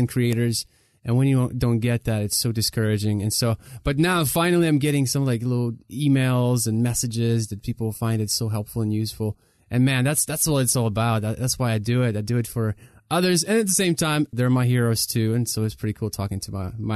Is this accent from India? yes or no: no; Ukraine; moved away; we're from Ukraine